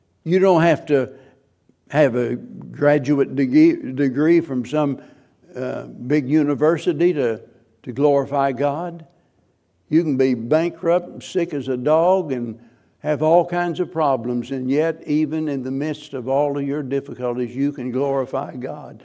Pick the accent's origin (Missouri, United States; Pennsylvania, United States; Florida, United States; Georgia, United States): Missouri, United States; the Ozarks; I'm a hillbilly from the Ozarks, and it's Missouri, not Missouri